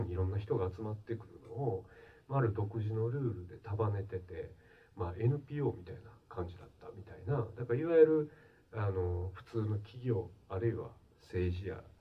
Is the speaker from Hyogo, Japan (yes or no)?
yes; Kobe, Hyogo, Japan; 私はまあ神戸の生まれ育ちなんです